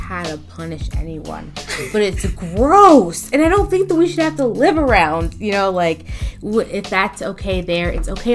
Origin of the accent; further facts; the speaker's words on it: Philadelphia, Pennsylvania, United States; I'm from Philly.